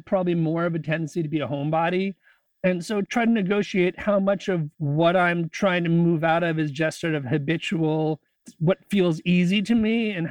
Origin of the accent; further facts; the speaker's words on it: Connecticut, United States; also born or lived in San Francisco / Chicago; now in Olympia, United States; I grew up in Connecticut.